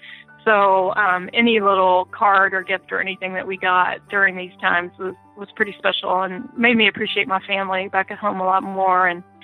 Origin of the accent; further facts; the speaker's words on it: Kentucky, United States; moved away as an adult; also born or lived in Indiana / Gabon; I grew up in Kentucky and Indiana, and Christmases were cold and a lot of times snowy